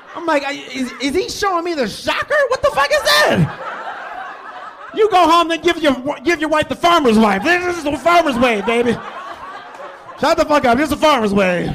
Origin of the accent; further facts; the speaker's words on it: Detroit, Michigan, United States; now in Lake Mills, United States; I'm originally from Detroit, Michigan